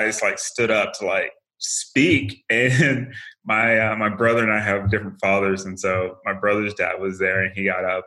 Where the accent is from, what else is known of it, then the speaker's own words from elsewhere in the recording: Paducah, Kentucky, United States; moved away as an adult; my hometown, which is a very, really small town, Paducah, Kentucky